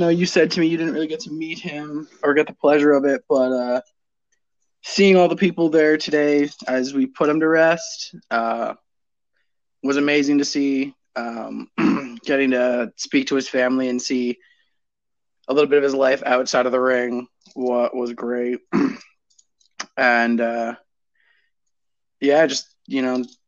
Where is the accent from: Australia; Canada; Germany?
Canada; Toronto, Ontario; moved away as an adult; now in Guelph, Canada; I actually grew up in Toronto